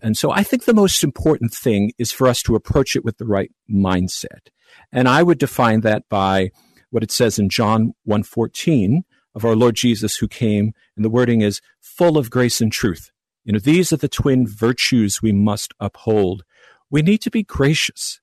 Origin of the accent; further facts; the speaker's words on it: Long Island, New York, United States; now in Naperville, United States; I hail from Long Island, New York